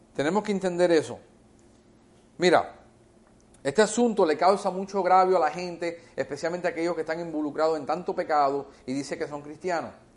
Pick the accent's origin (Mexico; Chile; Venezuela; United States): United States; first language English; Spanish is a second language; Yo me crié en este país de la edad de un año, en los Estados Unidos. Yo aprendí inglés, mi primera lengua es inglés